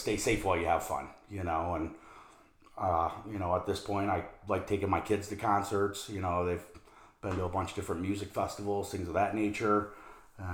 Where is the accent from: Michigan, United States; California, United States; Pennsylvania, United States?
Michigan, United States; just outside of Detroit; moved away as an adult; also born or lived in South Florida / Las Vegas, Nevada; now in Phoenix, United States; I grew up just outside of Detroit. Lived there till I was approximately 21, 22 years old.